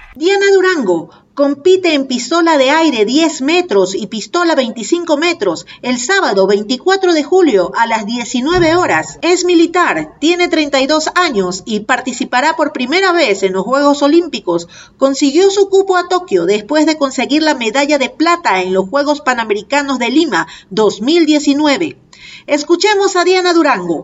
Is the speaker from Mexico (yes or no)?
no; Ecuador; como ecuatoriana representar a mi país